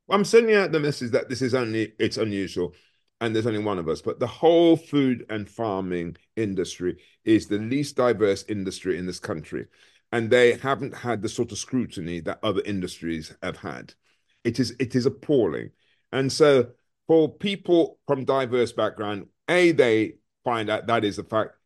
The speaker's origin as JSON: {"language": "English", "town": "Birmingham", "region": "West Midlands", "country": "United Kingdom", "tie": "born or raised there", "also_born_or_lived": "Frankfield, Clarendon, Jamaica", "said": "I was brought up in a place called Smoreheath in Birmingham."}